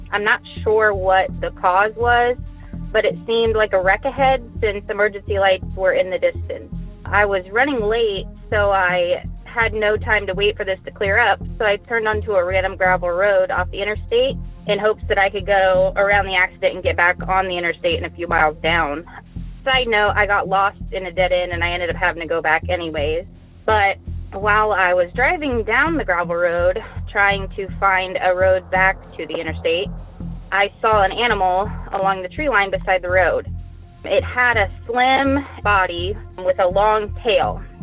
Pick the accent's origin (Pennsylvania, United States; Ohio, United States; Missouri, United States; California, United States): Missouri, United States; also born or lived in Baton Rouge, Louisiana; I'm from Missouri and I went to college in Baton Rouge, Louisiana.